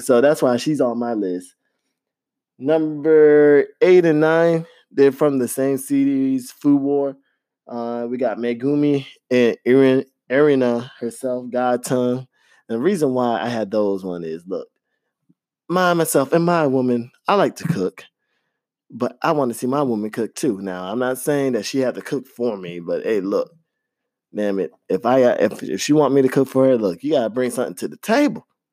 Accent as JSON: {"language": "English", "region": "Florida", "country": "United States", "tie": "born or raised there", "said": "I grew up in Florida"}